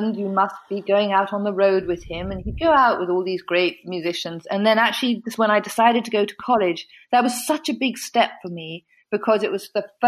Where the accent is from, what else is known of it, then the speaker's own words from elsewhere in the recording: England, United Kingdom; moved away; also born or lived in United States; my home country